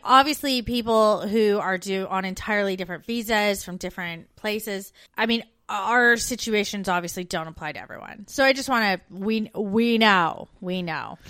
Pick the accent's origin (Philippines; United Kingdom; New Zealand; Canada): Canada; moved away as an adult; now in Australia; I'm an expat. I'm a Canadian expat